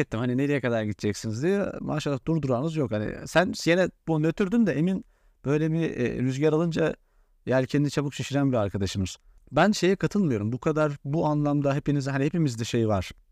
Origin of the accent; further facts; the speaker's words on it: Central Anatolia, Turkey; ben Orta Anadolu'da yetişmişim, memur çocuğuydum